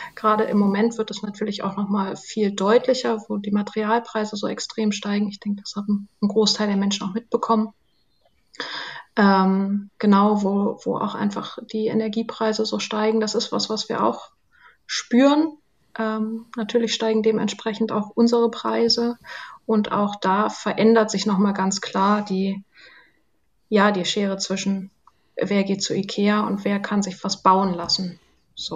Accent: Zerbst, Saxony-Anhalt, Germany; also born or lived in Wolfen; now in Berlin, Germany; Wir sind dann nach Zerbst gezogen, da war ich vier, fünf Jahre alt

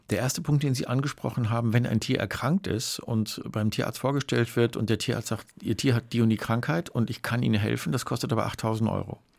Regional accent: North Rhine-Westphalia, Germany; denn ich bin ja im Ruhrgebiet groß geworden und ich bin immer mit Hunden und Katzen und ganz vielen anderen Tieren groß geworden.

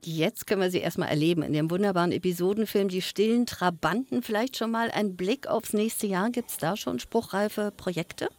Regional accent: Berlin, Germany; Ich bin Berlinerin

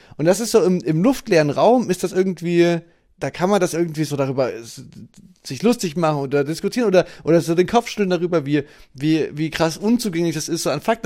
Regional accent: East Germany, Germany; bei uns im Osten

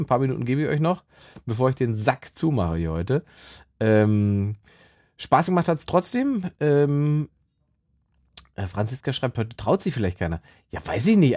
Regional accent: Salzwedel, Saxony-Anhalt, Germany; moved away; meinem Gymnasium in Salzwedel in Sachsen-Anhalt, wo ich herkomme

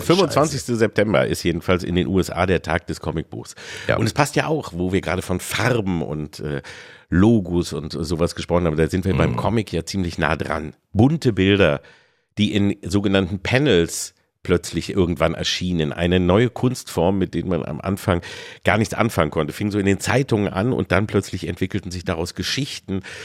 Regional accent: Engelbostel, Lower Saxony, Germany; zu dem kleinen äh, Krämerladen, den es da bei uns in Engelbostel nur gab

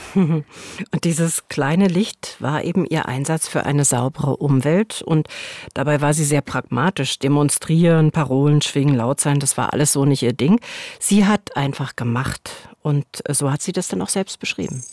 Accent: Berlin, Germany; ich bin in Berlin Mitte groß geworden

